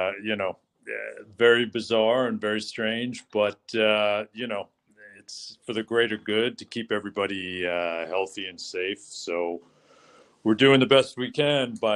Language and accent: English; New York City, New York, United States; I do consider myself very fortunate to have been born and raised here